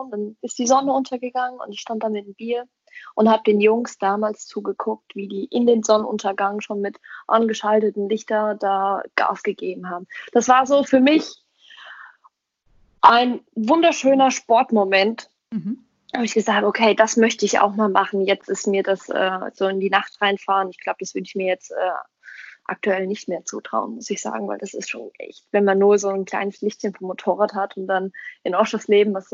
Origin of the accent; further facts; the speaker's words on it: Weilburg, Hesse, Germany; born there; now in Gießen, Germany; und ich selbst bin in Weilburg geboren und lebe jetzt in Gießen